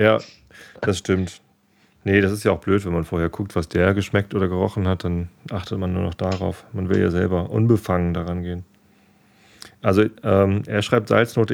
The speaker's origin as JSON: {"language": "German", "region": "Northern Germany", "country": "Germany", "said": "Als Norddeutscher"}